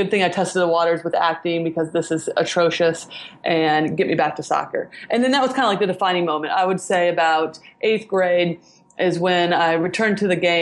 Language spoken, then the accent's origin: English; Indiana, United States; I'm from Indiana, which is definitely not a soccer hotbed